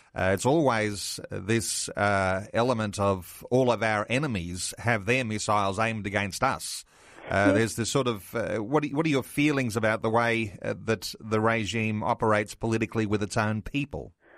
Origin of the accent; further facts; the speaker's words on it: Australia; as an Australian and as a Christian